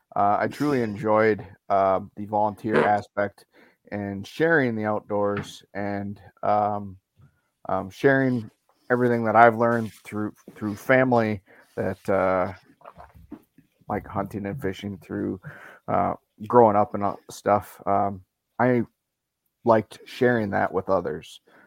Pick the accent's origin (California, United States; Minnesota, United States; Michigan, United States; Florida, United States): Minnesota, United States; Andover; I'm from Andover, Minnesota. Uh, born and raised in Minnesota.